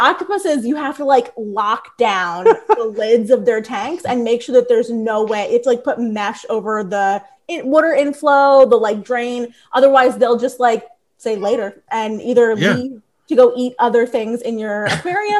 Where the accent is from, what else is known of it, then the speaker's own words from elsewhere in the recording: Bensalem, Warrington, Doylestown, Pennsylvania, United States; accent: Philly; I grew up in Bensalem, and then Warrington, and then Doylestown